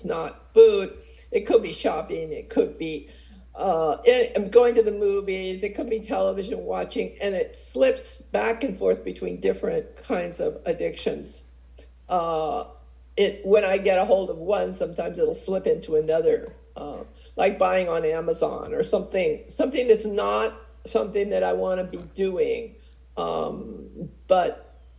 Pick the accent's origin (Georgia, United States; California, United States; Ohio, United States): California, United States; San Francisco; also born or lived in Pacifica; I was born and raised in San Francisco